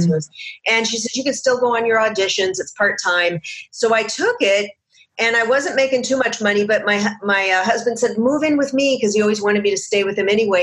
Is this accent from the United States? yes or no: yes; Seattle, Washington, United States; moved away as an adult; also born or lived in Chicago; now in Los Angeles, United States; I came down to LA from Seattle, where I grew up